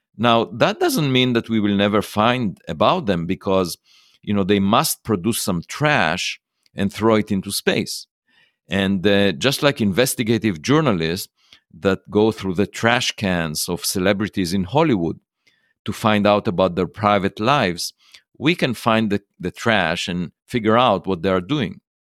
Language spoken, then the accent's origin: English; Israel; moved away; I was born in Israel